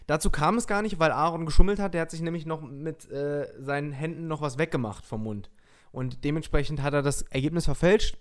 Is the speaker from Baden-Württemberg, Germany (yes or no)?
no; Lower Saxony, Germany; ich bin ja aus Niedersachsen